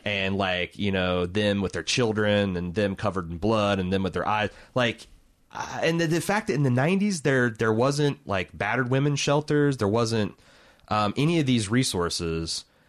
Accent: Indianapolis, Indiana, United States; I'm from Indianapolis

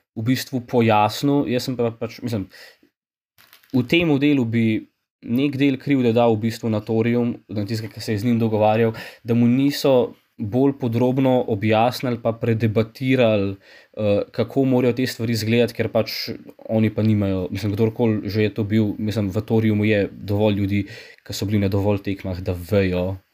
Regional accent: Slovenia; Slovenci smo

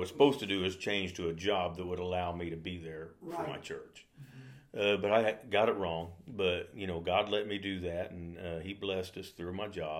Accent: Mountain Home, United States; also born or lived in Germany; I grew up down in Mountain Home.

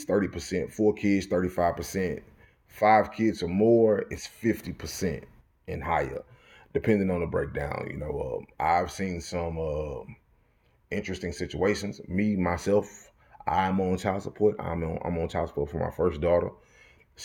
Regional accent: Texas, United States; I'm from Texas

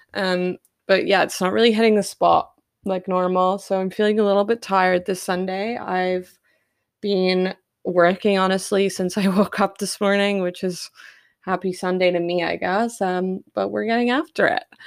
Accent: Perth, Western Australia, Australia; Perth, my hometown

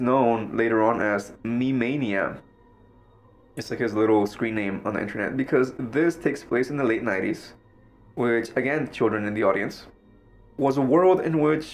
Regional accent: Mexico; now in United States; I grew up in Mexico

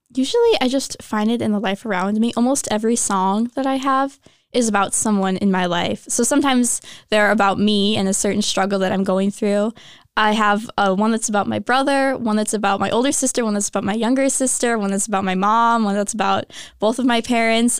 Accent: Minnesota, United States; moved away as an adult; I'm originally from Minnesota, came pretty far to go to school here.

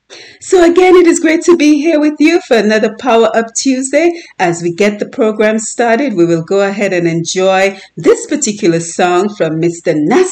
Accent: Dominica; the importance of the herbs that we grew up in Dominica

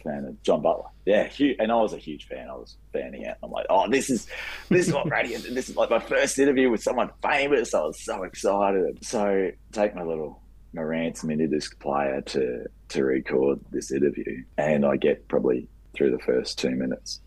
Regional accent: Rockhampton, Queensland, Australia; moved away as an adult; now in Brisbane, Australia; I started in Rockhampton, which is my hometown

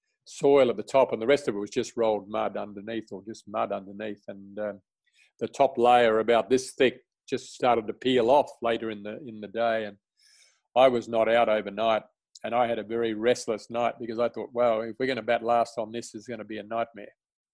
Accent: Australia; being my first tour as an Australian player to England was a highlight.

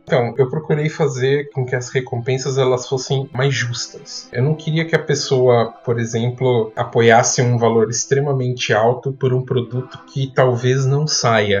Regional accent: Piracicaba, São Paulo, Brazil; Eu sou de São Paulo, mas eu cresci na cidade de Piracicaba, terra da pamonha

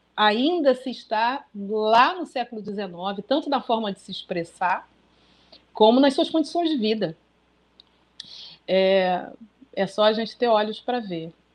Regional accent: Brazil; first language Portuguese; somos brasileiros, fomos criados em português

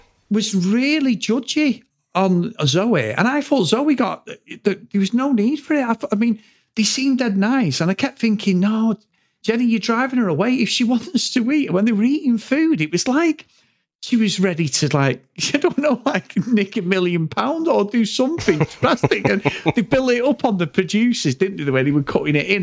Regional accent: England, United Kingdom; when they knew you from England

